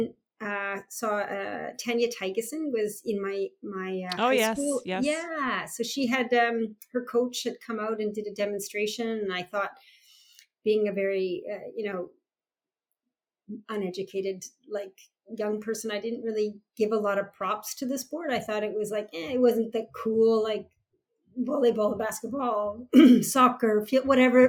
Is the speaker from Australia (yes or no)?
no; Canada; the national pride of being a Canadian